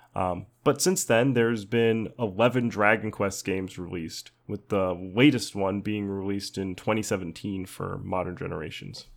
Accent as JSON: {"language": "English", "country": "United States", "said": "as an American"}